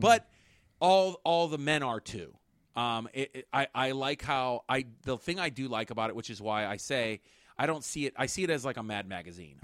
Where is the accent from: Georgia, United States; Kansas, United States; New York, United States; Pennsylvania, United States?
Pennsylvania, United States; Pittsburgh; we're from Pittsburgh. And if you know, like, I mean, we have Yinzers